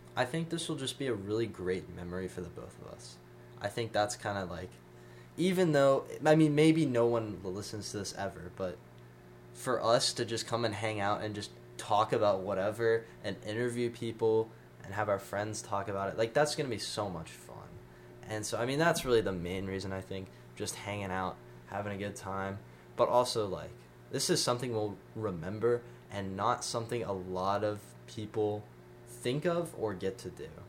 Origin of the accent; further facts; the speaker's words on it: Franklin, Tennessee, United States; also born or lived in Nashville, Tennessee / Dubai; I was born in Nashville, Tennessee, and then grew up in Franklin